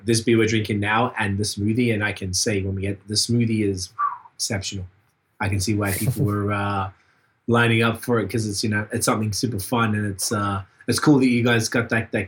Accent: Australia; now in Montreal, Canada; I'm from Australia

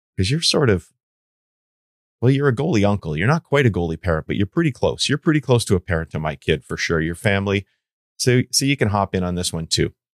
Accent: Canada; I'm Canadian

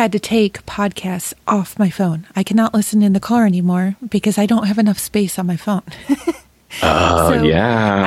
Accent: Rochester, New York, United States; now in Ohio, United States; my hometown in Rochester, New York

